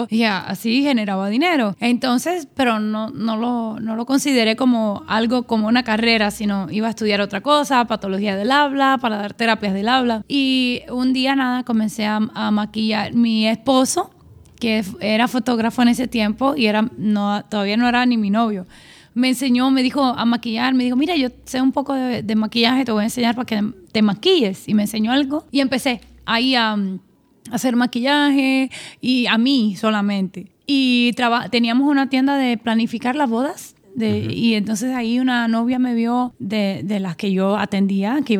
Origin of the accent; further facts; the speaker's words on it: San Juan, Puerto Rico; moved away as an adult; now in Miami, United States; crecí en Puerto Rico, San